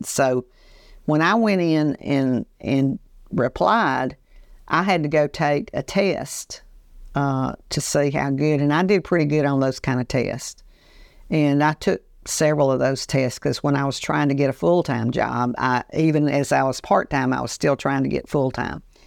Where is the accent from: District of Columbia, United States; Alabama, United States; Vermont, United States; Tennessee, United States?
Alabama, United States; Andalusia; growing up in Andalusia, Alabama